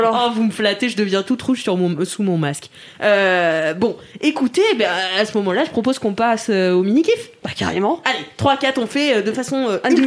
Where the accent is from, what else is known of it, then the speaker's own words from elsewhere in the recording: Nantes, Pays de la Loire, France; « Tu viens d'où ?» De Nantes.